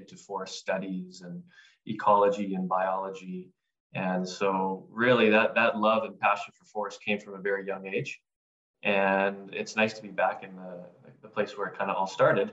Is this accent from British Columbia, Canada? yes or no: yes; British Columbia, Canada; my roots had me growing up in British Columbia